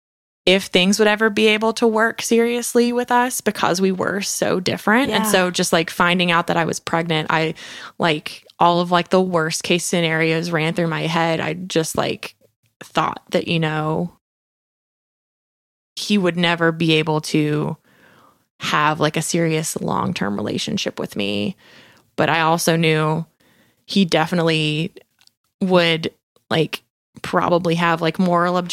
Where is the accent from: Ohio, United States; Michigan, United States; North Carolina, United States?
North Carolina, United States; north of Statesville, Western; moved away; I'm from Western North Carolina, just like north of Statesville